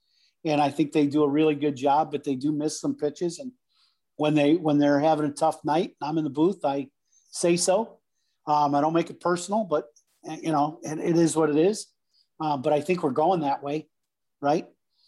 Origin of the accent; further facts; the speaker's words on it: Chicago, Illinois, United States; And I'm happy and content in life with life in Chicago. I'm a Chicagoan, right?